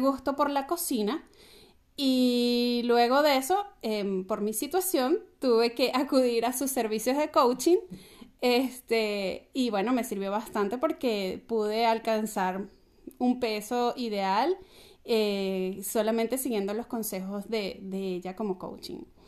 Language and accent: Spanish; Venezuela